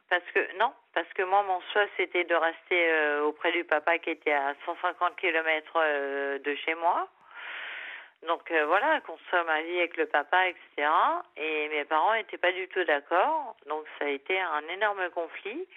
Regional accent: Essonne, Île-de-France, France; moved away as an adult; also born or lived in London, United Kingdom / Japan; je suis revenue en 2013, voilà, dans ma ville natale, en Essonne

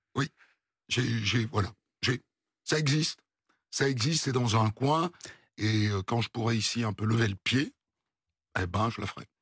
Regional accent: Bayonne, Nouvelle-Aquitaine, France; j'ai grandi au Pays Basque, à Bayonne

